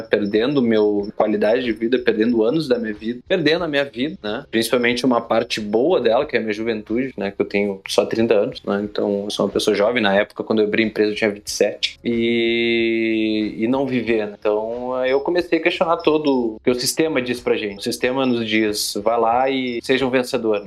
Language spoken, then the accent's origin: Portuguese; Torres, Rio Grande do Sul, Brazil; moved away as an adult; also born or lived in Porto Alegre / Bahia / Goiás; Eu sou gaúcho, natural de Porto Alegre, Rio Grande do Sul, mas me criei numa cidade do litoral do Rio Grande do Sul chamada Torres